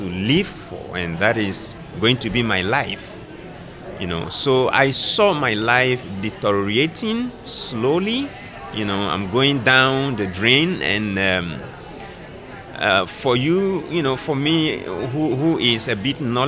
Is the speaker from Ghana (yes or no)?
yes; Ghana; also born or lived in Kenya; now in Nairobi, Kenya; I am from Ghana myself, but I work in Kenya